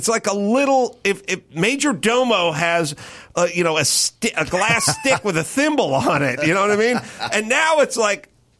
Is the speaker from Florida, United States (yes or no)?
no; Los Angeles, California, United States; I'm from North Hollywood.